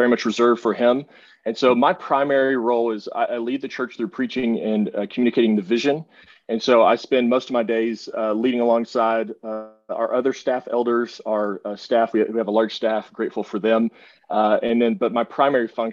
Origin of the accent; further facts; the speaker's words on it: Texas, United States; moved away as an adult; also born or lived in Northwest Arkansas; I left to come back to Texas. I have to say God's country because I am a Texan